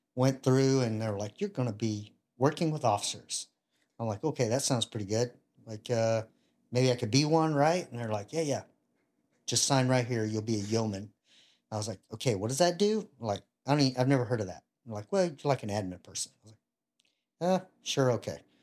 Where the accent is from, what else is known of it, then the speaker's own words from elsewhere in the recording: Ruston, Louisiana, United States; I grew up in Louisiana, uh, Ruston